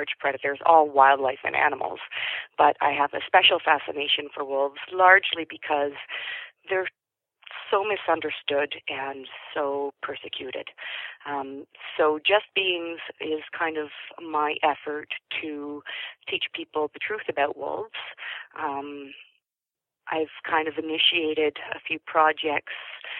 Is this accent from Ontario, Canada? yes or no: yes; Toronto, Ontario, Canada; now in British Columbia, Canada; I grew up in Toronto